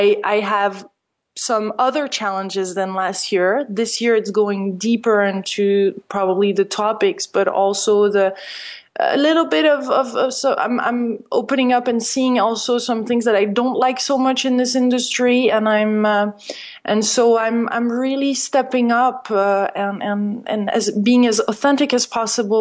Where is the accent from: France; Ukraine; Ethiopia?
France; moved away; since I'm French originally